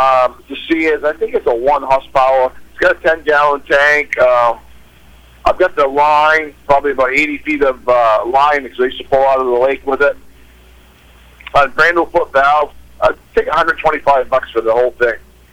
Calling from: Livermore, California, United States

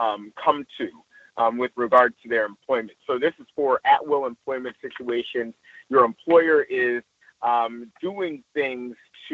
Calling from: Los Angeles, California, United States; I'm reporting in from Los Angeles proper.

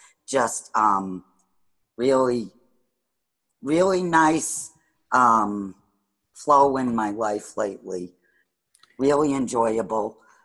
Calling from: Sturbridge, Massachusetts, United States; Near Sturbridge.

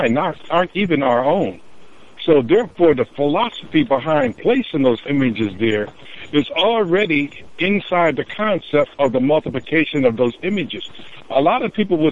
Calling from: Nebraska, United States; I'm calling from Nebraska today

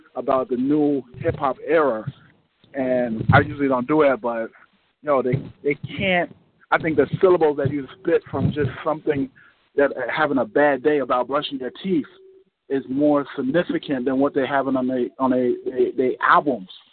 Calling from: North New Jersey, United States; I'm calling from North New Jersey

